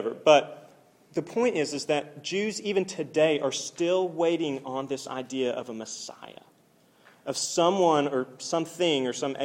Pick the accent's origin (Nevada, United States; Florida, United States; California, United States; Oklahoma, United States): Oklahoma, United States; I'm from Oklahoma